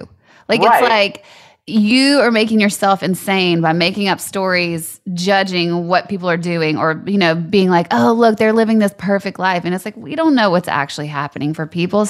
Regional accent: Louisiana, United States; moved away; I'm from Louisiana and like they were not strict down there.

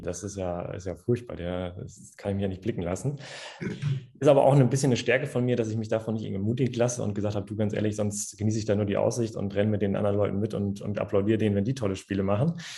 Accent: Cloppenburg, Lower Saxony, Germany; moved away as an adult; now in Hanover, Germany; komme gebürtig aus dem schönen Kloppenburg, kinderreichster Landkreis Deutschlands tatsächlich, in Niedersachsen.

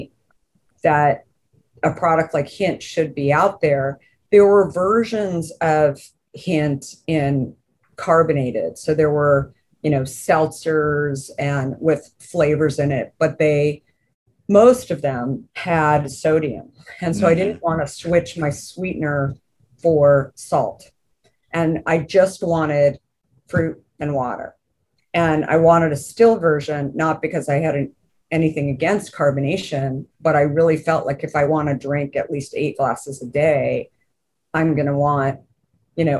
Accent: Arizona, United States; growing up in Arizona

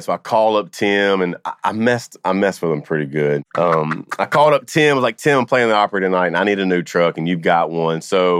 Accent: Louisiana, United States; I'm from Louisiana.

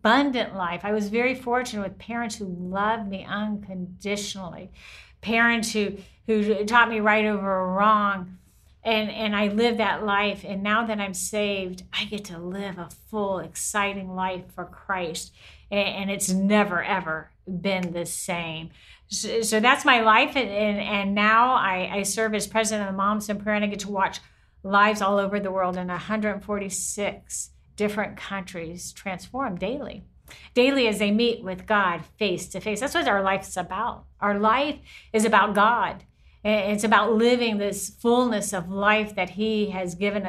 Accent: the South, United States; I grew up in the South

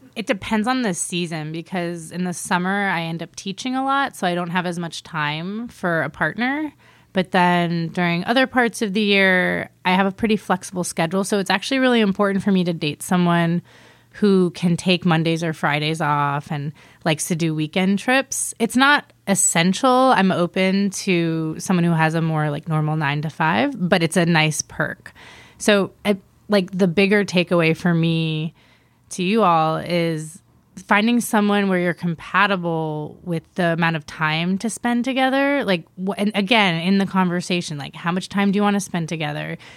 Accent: East Coast, United States; moved away; also born or lived in Miami / New York; I'm originally from the East Coast, Miami and New York.

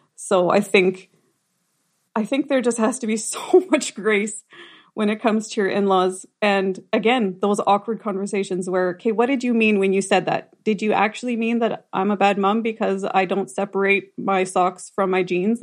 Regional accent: Rosenort, Manitoba, Canada; born or raised there

